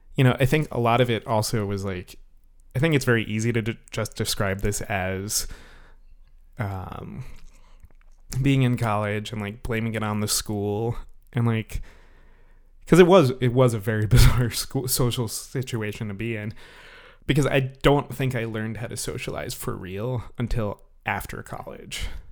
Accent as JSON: {"language": "English", "town": "New York City", "region": "New York", "country": "United States", "moved": "as an adult", "said": "I'm from the New York City area."}